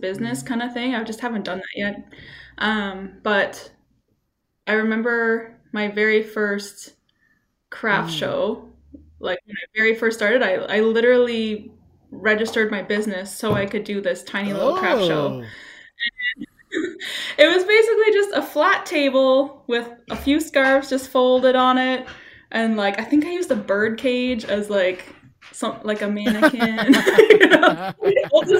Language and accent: English; south of Ottawa, Ontario, Canada; moved away as an adult; also born or lived in Victoria; now in Halifax, Canada; my hometown, which was south of Ottawa